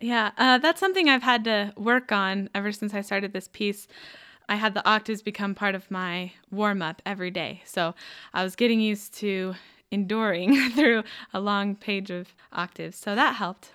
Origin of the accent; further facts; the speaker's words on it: Henderson, Nevada, United States; moved away as an adult; now in Provo, United States; I'm from Henderson, Nevada